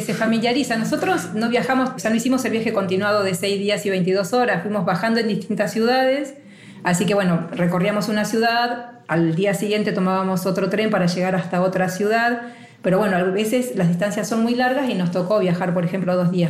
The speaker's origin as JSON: {"language": "Spanish", "country": "Argentina", "moved": "yes", "lives_now": "Basque Country, Spain", "said": "con nuestro pasaporte argentino"}